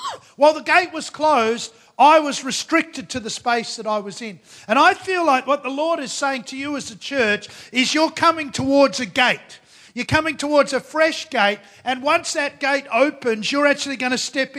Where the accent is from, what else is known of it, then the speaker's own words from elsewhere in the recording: Australia; I come from Australia, which is pretty much Asia